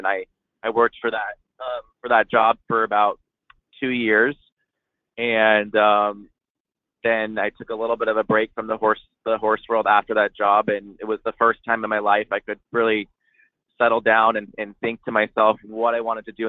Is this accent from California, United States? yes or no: yes; Coto de Caza, California, United States; my facility in Coto de Caz. That's my hometown, where I was born and raised and where I started riding.